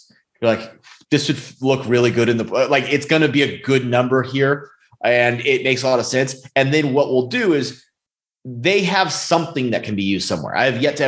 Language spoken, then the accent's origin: English; California, United States; now in Texas, United States; originally we're from California